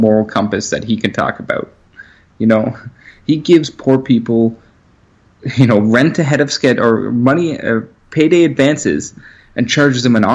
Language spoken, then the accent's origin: English; Pefferlaw, Ontario, Canada; I'm just from Pefferlot